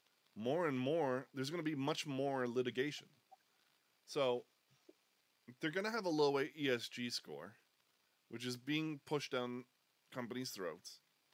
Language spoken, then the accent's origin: English; United States; We love guns because we're American.